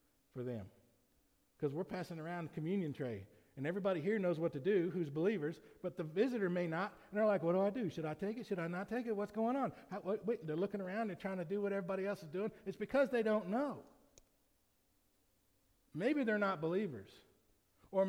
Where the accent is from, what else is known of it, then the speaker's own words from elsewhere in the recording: United States; As American citizens